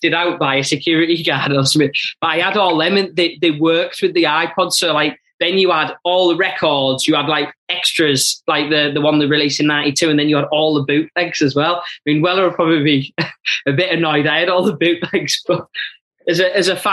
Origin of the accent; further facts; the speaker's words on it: Middlesbrough, North East England, United Kingdom; a kid growing up in Middlesbrough at that time